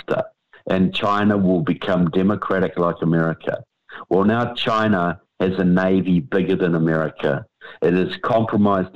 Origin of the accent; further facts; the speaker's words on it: New Zealand; moved away; I come from New Zealand